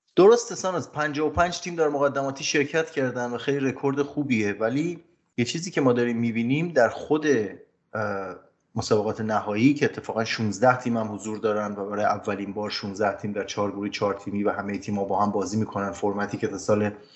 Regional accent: Ramsar, Mazandaran, Iran; ما خب کودکی توی رامسر زندگی میکردیم شهرستان رامسر در شمال ایران

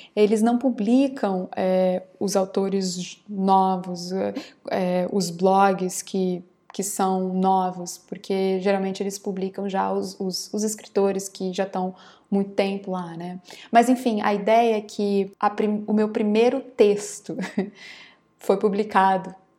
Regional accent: Campo Grande, Mato Grosso do Sul, Brazil; also born or lived in Rio de Janeiro / São Paulo; eu nasci em Campo Grande, Mato Grosso do Sul, e desde os 13 anos eu trabalho como atriz. Eu comecei a trabalhar profissionalmente numa companhia aos 13 anos

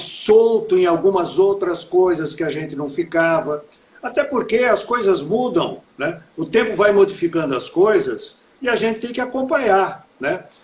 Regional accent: Americana, São Paulo, Brazil; eu sou nascido em Americana, nascido, criado e envelhecido aqui em Americana

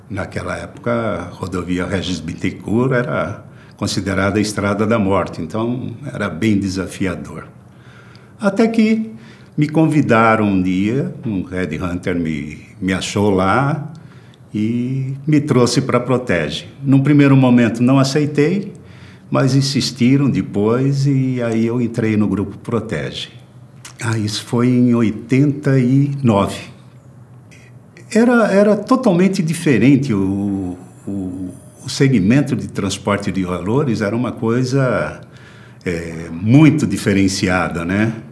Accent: Jundiaí, São Paulo, Brazil; now in São Paulo, Brazil; sou natural de Jundiaí, São Paulo. Vim para São Paulo com 17 anos para estudar e trabalhar, né?

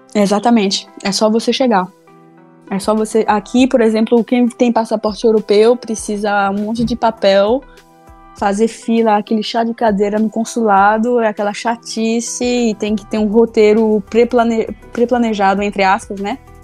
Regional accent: Salvador, Bahia, Brazil; eu sou baiana, né, de Salvador

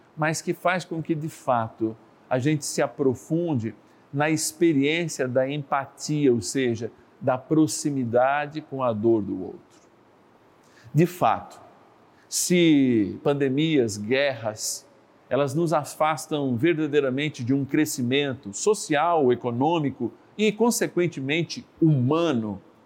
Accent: São Paulo, Brazil; Eu que sou paulistano

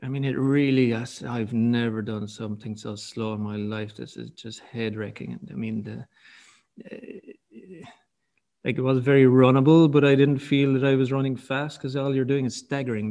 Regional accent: County Kerry, Ireland; I'm from Kerry

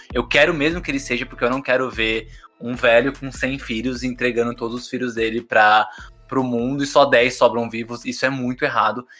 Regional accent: São Paulo, Brazil; eu morei a vida inteira na Brasilândia

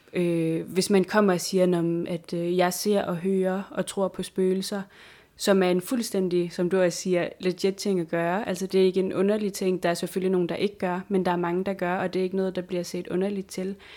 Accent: Sisimiut, Greenland; moved away as an adult; i den by, hvor jeg kommer fra, i Sisimiut

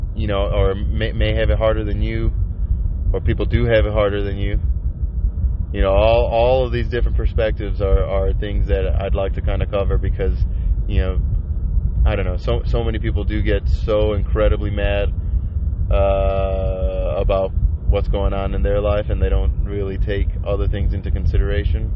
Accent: Chicago, Illinois, United States; I'm from Chicago.

